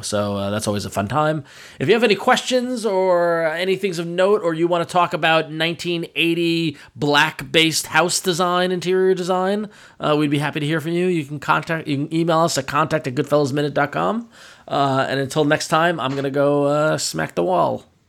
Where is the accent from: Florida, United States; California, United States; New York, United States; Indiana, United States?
New York, United States; Long Island; I'm from Long Island and I'm Italian